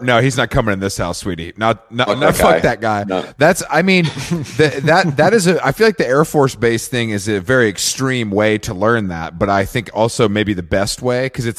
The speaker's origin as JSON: {"language": "English", "region": "the South", "country": "United States", "said": "I'm from suburban. Yeah. I'm from the South."}